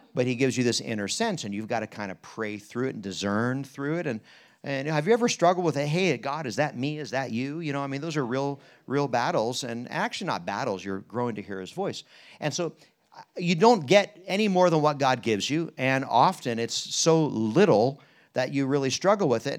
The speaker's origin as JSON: {"language": "English", "town": "Harrisburg", "region": "Pennsylvania", "country": "United States", "tie": "born or raised there", "said": "that Bund Journal guy was my pastor growing up in Harrisburg"}